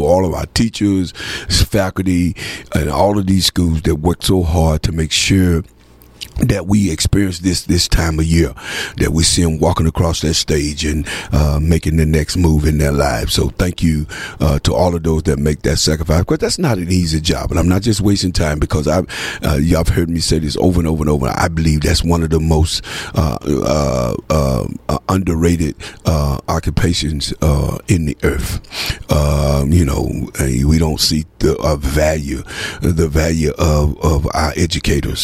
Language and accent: English; United States; also born or lived in Texarkana; as an American